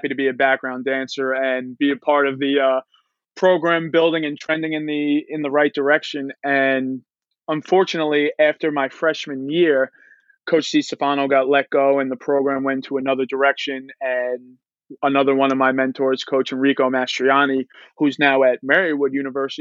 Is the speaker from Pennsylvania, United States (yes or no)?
no; Long Island, New York, United States; I am from Long Island, played for a really good, credible program over here at St. Dominic's High School